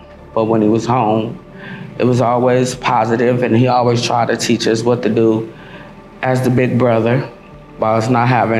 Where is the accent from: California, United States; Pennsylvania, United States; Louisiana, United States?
California, United States; Long Beach; I'm from Long Beach, California. Born and raised.